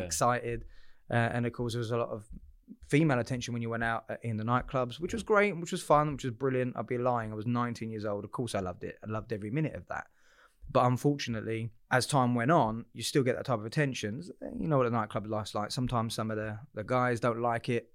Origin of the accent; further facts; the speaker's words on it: Southend-on-Sea, East of England, United Kingdom; I'm a South End boy, born and bred